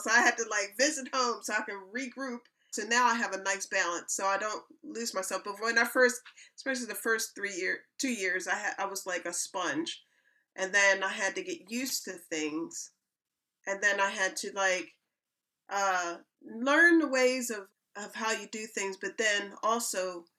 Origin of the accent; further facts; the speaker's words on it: Philadelphia, Pennsylvania, United States; now in United Kingdom; moving to England. I'm coming from Philadelphia, Pennsylvania.